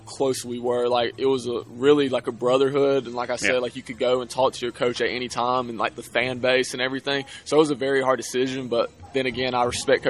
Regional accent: Alabama, United States; I'm from Alabama

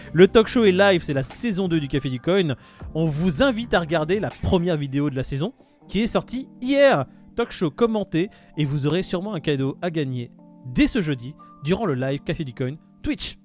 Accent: France; nous en tant que Français

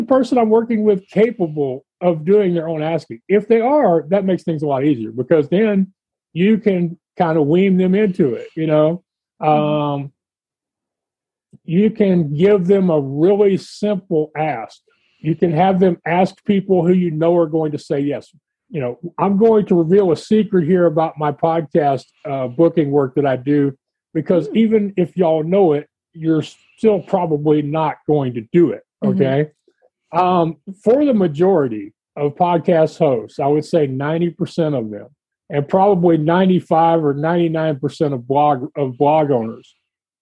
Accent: Texas, United States; And I'm from Texas

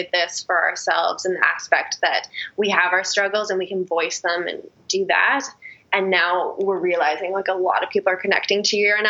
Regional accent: Penticton, British Columbia, Canada; moved away as an adult; now in London, Canada; I'm from BC. I'm from Penticton, so like a small little wine country

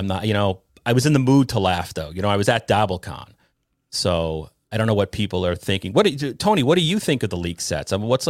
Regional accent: Ireland; I'm Irish, right? So I'm filming in a bar to me is taboo, you know.

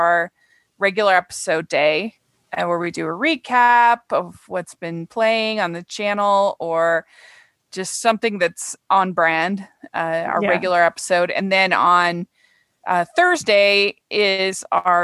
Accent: Utah, United States; I'm a conservative from Utah

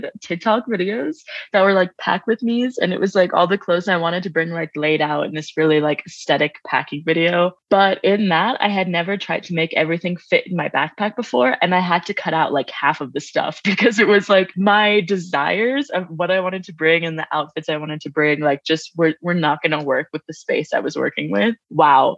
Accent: Long Island, New York, United States; moved away as an adult; also born or lived in New Orleans; I grew up on Long Island

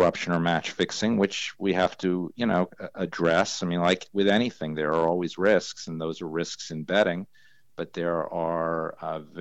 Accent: New York, United States; when I was growing up in New York, I used to hang out at horse racetracks all the time

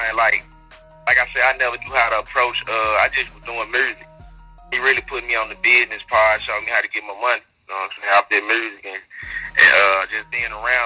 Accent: Memphis, Tennessee, United States; I'm from South Memphis

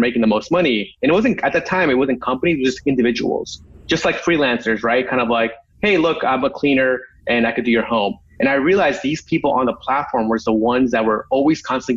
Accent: New York City, New York, United States; moved away as an adult; also born or lived in California; I was born in New York

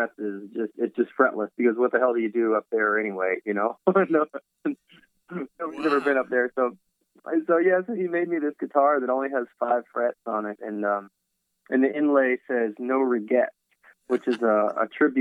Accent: Virginia, United States; now in Los Angeles, United States; I grew up in Virginia

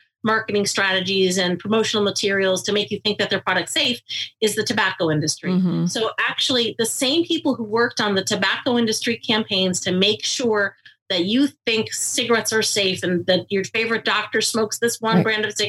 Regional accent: near Boston, Massachusetts, United States; I grew up near Boston

